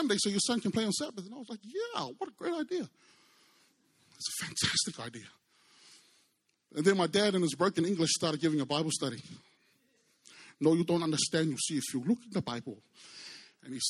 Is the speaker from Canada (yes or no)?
no; New Zealand; I was brought up in New Zealand by Samoan parents.